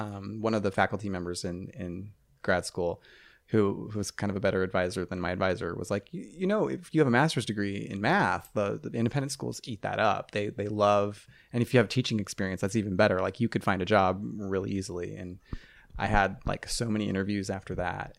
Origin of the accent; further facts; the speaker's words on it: Ohio, United States; moved away; I'm from Ohio